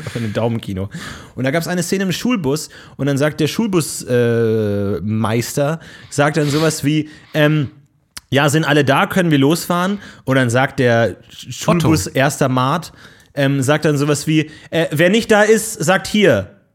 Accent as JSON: {"language": "German", "region": "Bavaria", "country": "Germany", "said": "ich komme aus Bayern, da hieß es Fasching"}